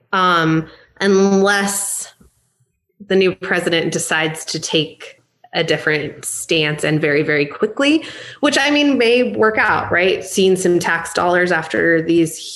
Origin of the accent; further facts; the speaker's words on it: Seattle, Washington, United States; I come from Seattle